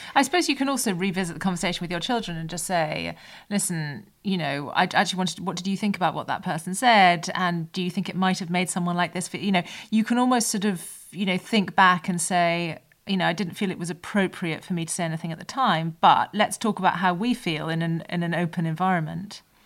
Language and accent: English; United Kingdom; as British people